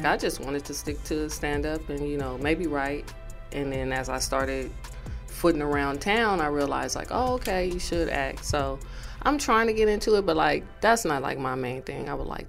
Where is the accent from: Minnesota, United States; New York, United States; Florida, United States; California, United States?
California, United States; Los Angeles; I'm originally from Los Angeles, California. I'm born and raised here.